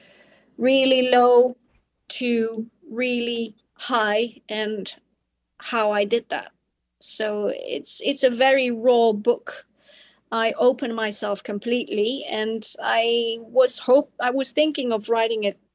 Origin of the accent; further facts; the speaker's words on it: Spain; also born or lived in Belgium; Spain is my home country